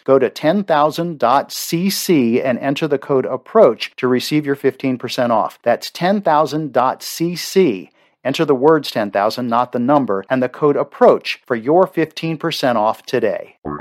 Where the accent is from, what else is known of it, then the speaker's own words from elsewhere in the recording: Baltimore, Maryland, United States; I grew up in Baltimore